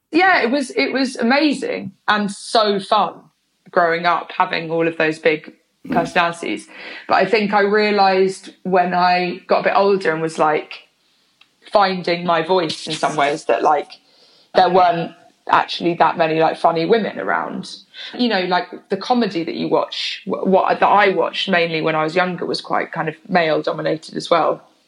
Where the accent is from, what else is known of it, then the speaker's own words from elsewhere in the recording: Oxford, South East England, United Kingdom; moved away as an adult; also born or lived in London / Bristol; I grew up half in London, half in Oxford